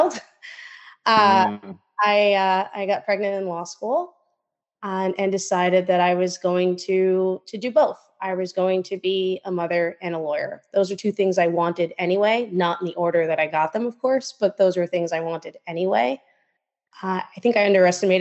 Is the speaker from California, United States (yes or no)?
no; New York City, New York, United States; also born or lived in Israel; I was born in Queens, New York, but I grew up between Israel and New York City